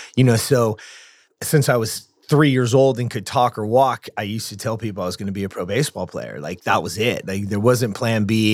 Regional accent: Lancaster, California, United States; I grew up in the Antelope Valley, Lancaster, California

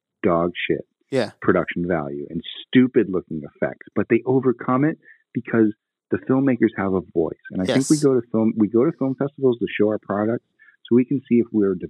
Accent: New England, United States; I'll talk. You want to talk crap? Like, I'm from New England.

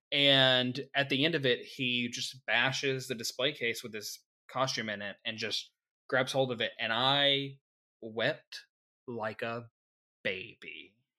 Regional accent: Arkansas, United States; we're from Arkansas

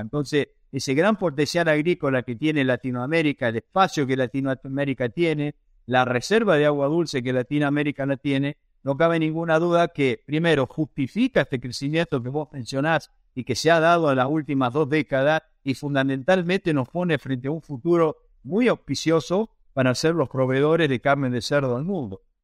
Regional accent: Marcos Juárez, Córdoba, Argentina; soy nacido en Argentina, eh, precisamente en la ciudad en la cual estoy ahora, que es la ciudad de Marcos Juárez, en el medio del país, en la provincia de Córdoba

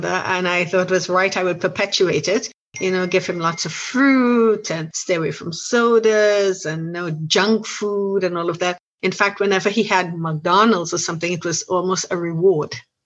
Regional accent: Trinidad & Tobago; now in United States; I am originally from Trinidad, of Trinidad and Tobago

